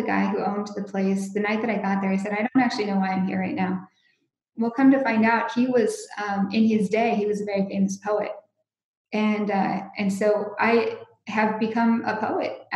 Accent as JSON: {"language": "English", "country": "United States", "moved": "yes", "said": "I'm from the States"}